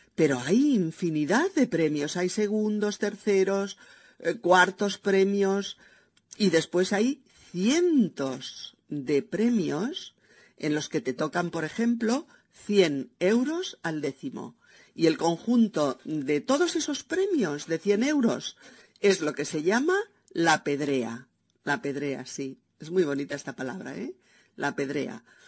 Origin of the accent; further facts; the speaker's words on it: Spain; also born or lived in Barcelona; mi país, España